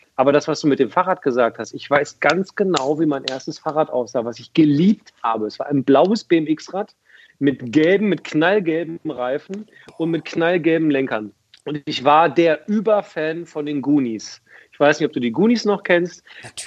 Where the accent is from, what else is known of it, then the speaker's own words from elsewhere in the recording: Hildesheim, Lower Saxony, Germany; Ich bin in Hildesheim aufgewachsen